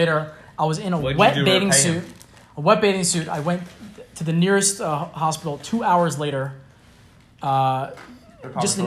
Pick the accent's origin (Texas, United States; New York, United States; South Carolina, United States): New York, United States; New York City; I'm from Brooklyn